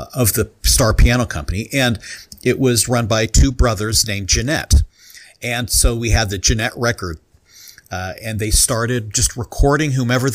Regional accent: Carbondale, Illinois, United States; moved away as an adult; also born or lived in Ohio; now in Bloomington, United States; I grew up very near Carbondale, Illinois

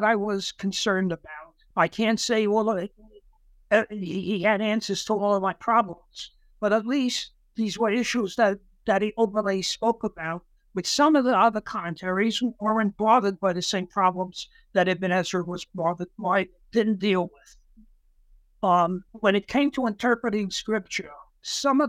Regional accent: New York City, New York, United States; also born or lived in Savannah, Georgia; I grew up in Brooklyn, New York

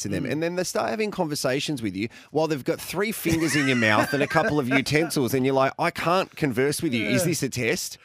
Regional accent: Tasmania, Australia; now in South Australia, Australia; I grew up in Tasmania

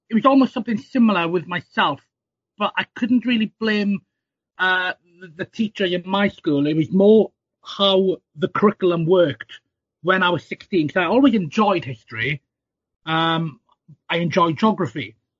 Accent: South Wales, United Kingdom; I grew up in South Wales

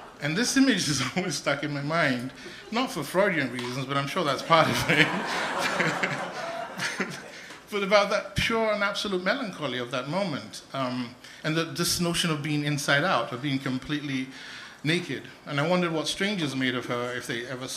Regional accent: Nigeria; So I was born in Nigeria just about the time the Biafran Civil War was starting, 1966

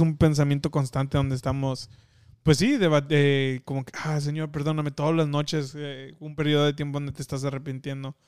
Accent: Mexico; nosotros que crecimos en México

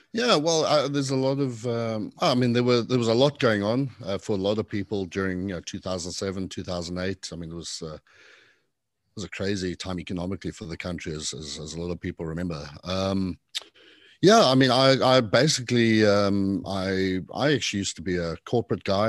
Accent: South Africa; accent: a mix of British and not sure quite what; moved away as an adult; also born or lived in Zimbabwe / London, United Kingdom / Arizona, United States; now in Charleston, United States; I was born in Zimbabwe, in Africa. and, uh, you know, grew up mostly as a teenager in South Africa.

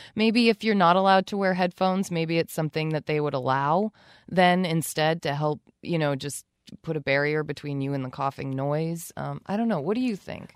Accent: Charlotte, Vermont, United States; also born or lived in Burlington, Vermont; I no longer live in my hometown of Charlotte, where they do still hold town meeting

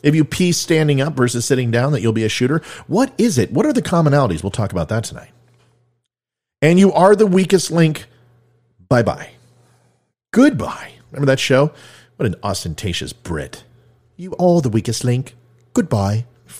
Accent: California, United States; now in Virginia, United States; A lot of people know I'm from Virginia. Not originally. I'm a California guy.

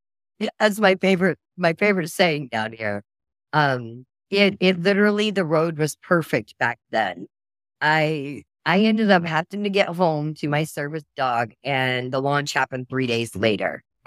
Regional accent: Oklahoma, United States; now in Texas, United States; I'm from Oklahoma. Oklahoma and Texas now. I kind of go back and forth.

